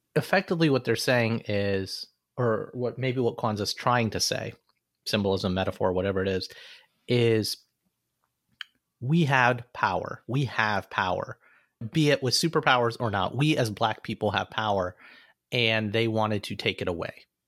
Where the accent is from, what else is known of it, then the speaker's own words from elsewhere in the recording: Alabama, United States; Growing up in Alabama